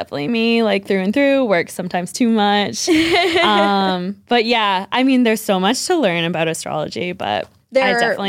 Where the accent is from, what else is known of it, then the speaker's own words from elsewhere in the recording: Newburyport, Massachusetts, United States; moved away as an adult; also born or lived in New York City / North Shore; now in Haverhill, United States; I was born and raised in Newburyport, Mass.